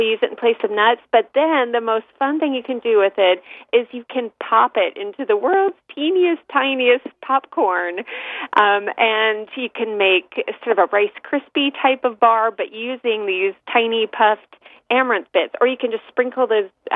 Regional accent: San Francisco East Bay, California, United States; I grew up in the San Francisco East Bay

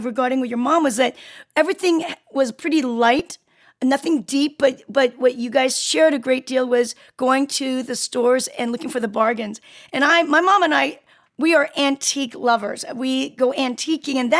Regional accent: Seoul, South Korea; now in United States; I'm from Korea, Seoul, Korea. So I'm from a different country. I've been in the States for a very long time.

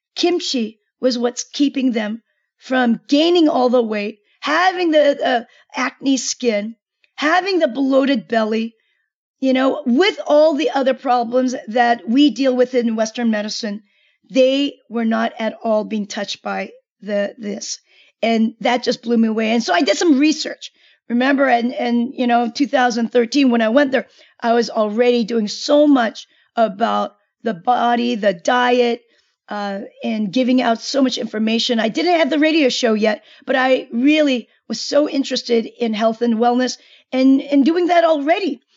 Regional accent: Seoul, South Korea; Korea, where I'm from, I'm from Seoul, Korea.

